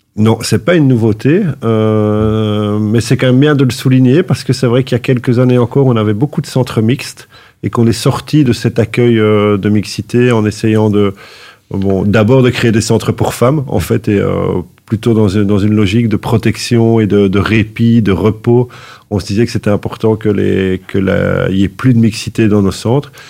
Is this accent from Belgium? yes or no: yes; Anderlecht, Brussels-Capital Region, Belgium; moved away as an adult; je suis un vrai bruxellois. j'ai grandi toute ma vie à Anderlecht